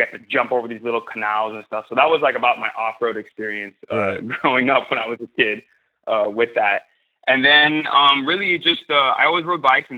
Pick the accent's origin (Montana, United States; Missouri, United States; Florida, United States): Florida, United States; Miami; I grew up in the inner city, Miami, and we didn't have trails